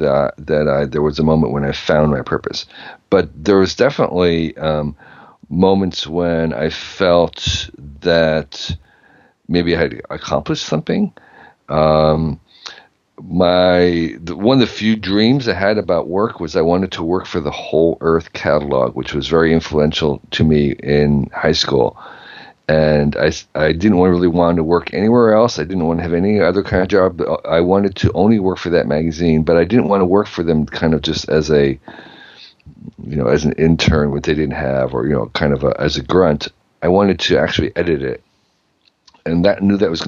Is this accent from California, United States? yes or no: no; Westfield, New Jersey, United States; moved away as an adult; also born or lived in Asia / Iran; I grew up in New Jersey, a town called Westfield, which was a bedroom suburb for New York City